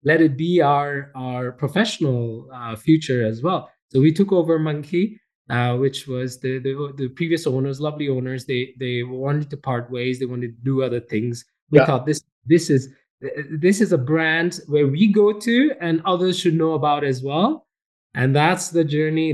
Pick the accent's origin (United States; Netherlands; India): India; moved away as an adult; also born or lived in Montreal, Canada; now in Calgary, Canada; I was born and raised in India, and I came to Canada as an international student.